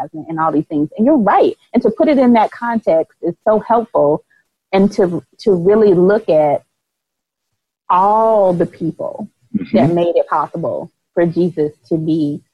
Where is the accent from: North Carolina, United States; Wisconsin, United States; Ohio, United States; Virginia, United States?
North Carolina, United States; Charlotte; moved away; I'm originally from Charlotte, North Carolina